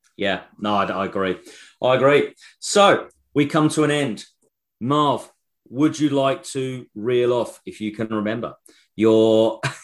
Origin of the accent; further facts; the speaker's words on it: England, United Kingdom; we're English